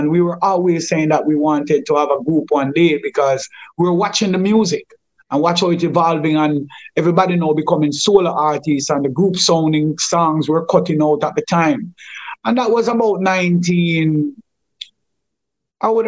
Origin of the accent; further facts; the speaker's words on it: Kingston, Jamaica; me, Lukey, and Chilla was much closer because we grew up together in Firehouse mm. at King Tubby's and so on and so on.